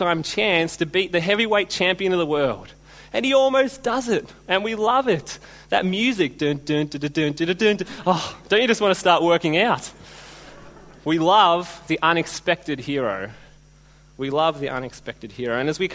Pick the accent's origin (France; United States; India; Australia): Australia; being Australian